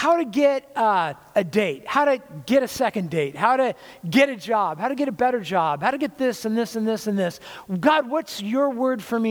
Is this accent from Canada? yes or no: no; California, United States; I was from California